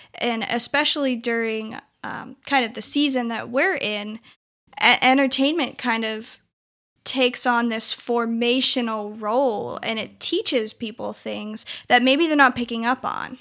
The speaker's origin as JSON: {"language": "English", "town": "Klamath Falls", "region": "Oregon", "country": "United States", "moved": "as an adult", "lives_now": "Wilmore, United States", "said": "I am from Klamath Falls, Oregon, and I have been living in Wilmore, Kentucky for the last six years"}